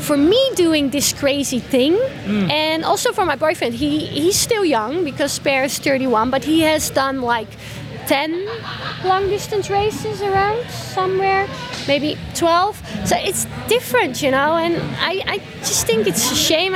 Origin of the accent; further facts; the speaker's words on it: Netherlands; now in Austria; my home country in the Netherlands.